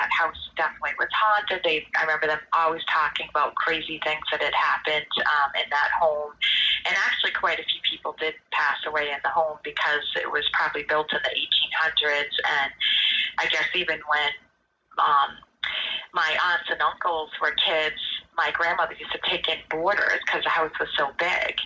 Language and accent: English; North Brookfield, Massachusetts, United States; when we were growing up in North Brookfield